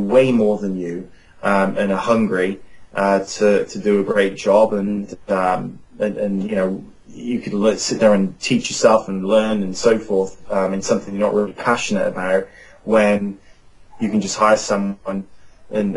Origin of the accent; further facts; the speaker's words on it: Cheltenham, South West England, United Kingdom; now in Phoenix, United States; in England, in my hometown in Cheltenham, where all my family lives